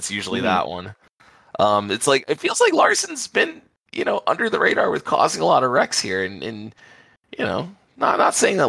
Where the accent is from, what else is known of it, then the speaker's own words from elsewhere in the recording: Florida, United States; Look, man, I mean, I'm from South